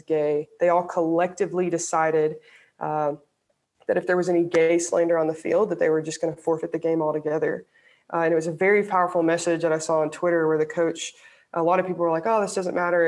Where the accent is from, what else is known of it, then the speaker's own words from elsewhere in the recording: Alabama, United States; I grew up in the South, I grew up in Alabama